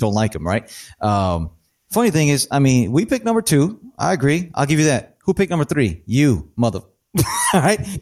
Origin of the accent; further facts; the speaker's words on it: Rockford, Illinois, United States; we're from Rockford, Illinois, northwest of Chicago